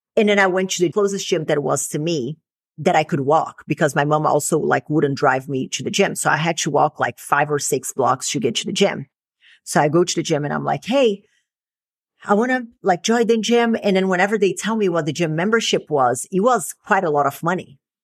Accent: Brazil; moved away; growing up in Brazil

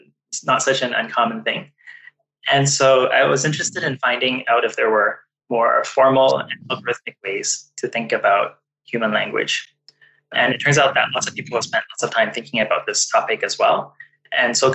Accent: Vancouver, British Columbia, Canada; also born or lived in Toronto; growing up in Vancouver, I was exposed to many different languages. So with my family members, I spoke Cantonese

